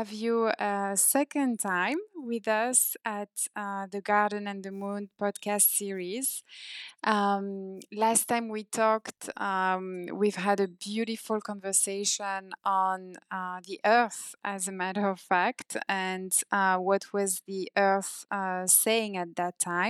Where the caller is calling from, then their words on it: India; So now I'm calling you from India and you're calling me from Paris